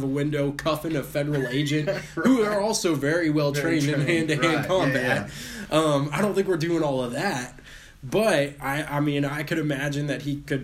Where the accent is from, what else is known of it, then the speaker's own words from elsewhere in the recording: Texas, United States; I grew up in Texas. We love guns here